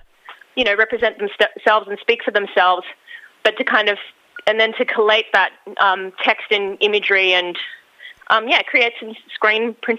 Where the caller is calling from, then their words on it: Sydney, New South Wales, Australia; I'm on Gadigal land in Sydney.